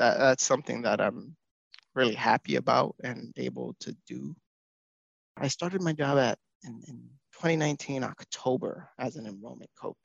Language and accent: English; New York City, New York, United States; moved away as an adult; also born or lived in Manhattan; now in Madison, United States; I am from the Bronx, born in Manhattan, raised in the Bronx